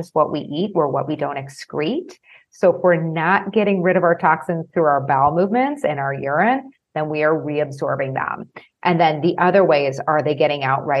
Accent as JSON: {"language": "English", "town": "Chicago", "region": "Illinois", "country": "United States", "said": "I'm from Chicago"}